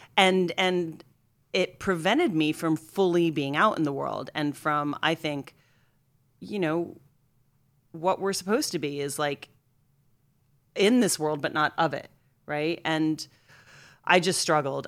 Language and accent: English; Scranton, Pennsylvania, United States; I grew up in Scranton, Pennsylvania, outside of Scranton